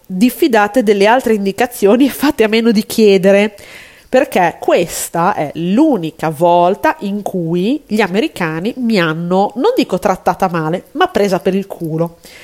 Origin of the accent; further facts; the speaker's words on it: Italy; siamo italiane